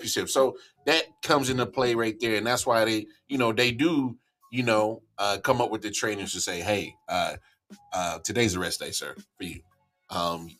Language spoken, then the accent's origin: English; Midwest, United States; now in North Carolina, United States; I'm from the Midwest. We call it pop.